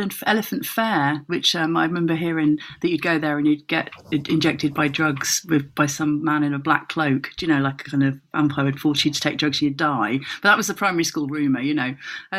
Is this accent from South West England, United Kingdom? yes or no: yes; South West England, United Kingdom; Cornwall. Anyway, so we went to the Penventon Hotel in Redruth for a disco